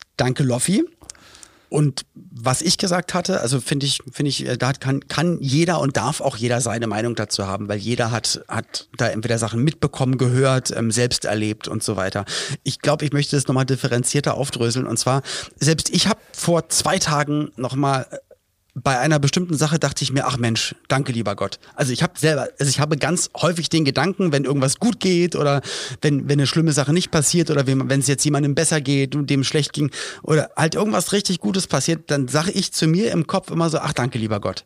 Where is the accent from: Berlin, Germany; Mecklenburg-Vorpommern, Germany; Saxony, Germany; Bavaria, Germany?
Berlin, Germany; in Berlin-Spandau, wo ich aufgewachsen bin